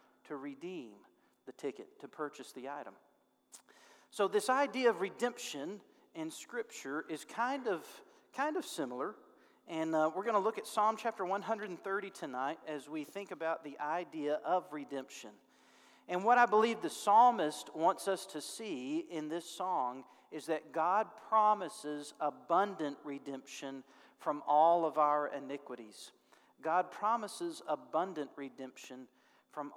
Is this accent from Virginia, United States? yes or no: no; North Little Rock, Arkansas, United States; Service Merchandise store in North Little Rock where I grew up